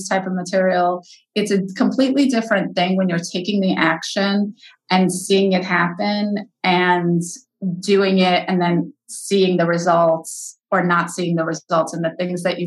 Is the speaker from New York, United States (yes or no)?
yes; New York, United States; I'm a New Yorker